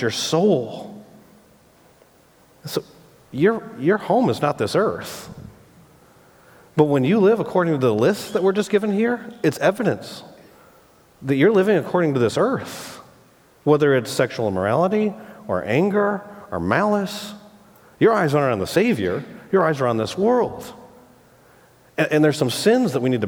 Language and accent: English; Michigan, United States; I grew up in Michigan